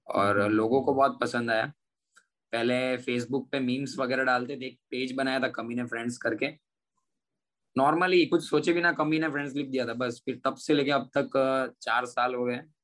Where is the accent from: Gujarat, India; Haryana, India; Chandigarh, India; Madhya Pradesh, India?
Gujarat, India; Surat; मैं गुजरात सूरत से बिलोंग करता हूँ